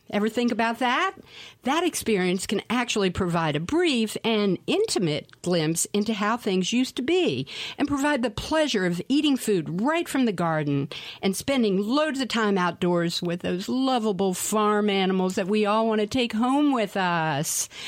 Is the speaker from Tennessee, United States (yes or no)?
yes; Nashville, Tennessee, United States; moved away as an adult; now in Asheville, United States; I was actually born and raised in Nashville, Tennessee, mm. and have been here for 20 years